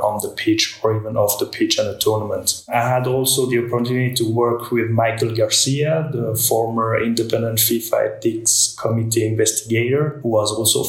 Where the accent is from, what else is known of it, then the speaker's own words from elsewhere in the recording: Switzerland; Being a Swiss citizen, I was on the ski slopes at 2 years old.